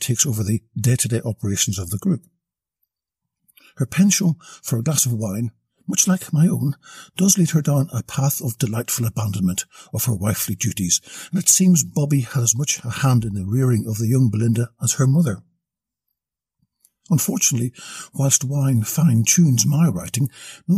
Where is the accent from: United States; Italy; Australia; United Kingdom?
Australia; As an Australian